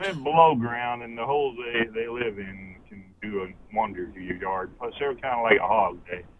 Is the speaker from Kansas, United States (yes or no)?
yes; Kansas, United States; now in Texas, United States; I grew up in Kansas, too.